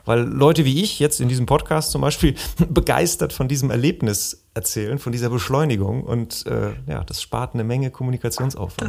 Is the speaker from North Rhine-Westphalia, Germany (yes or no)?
yes; Bergisches Land, North Rhine-Westphalia, Germany; also born or lived in Remscheid; Wir kommen beide aus dem Bergischen Land